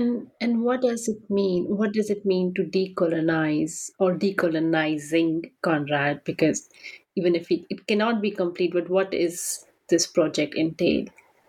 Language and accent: English; India; as an Indian